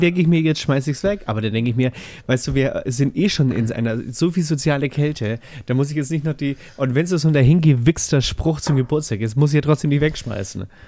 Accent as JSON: {"language": "German", "region": "Bavaria", "country": "Germany", "said": "Als Bayer"}